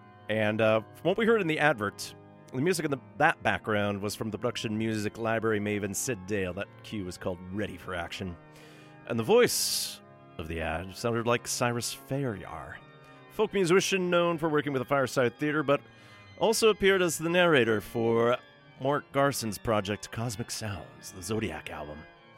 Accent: Montreal, Quebec, Canada; I grew up in Montreal, studied ancient Greek at the University of New Brunswick, and 50 years ago, 1969, worked at Toronto's Coach House Press

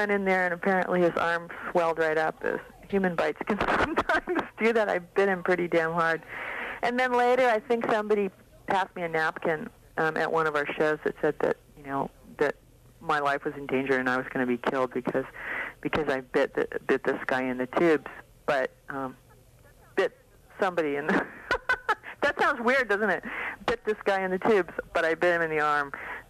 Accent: Oakland, California, United States; I'm from Oakland.

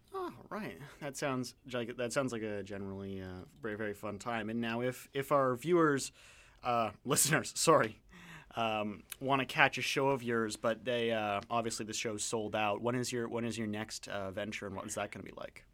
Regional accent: Canada; as a Canadian

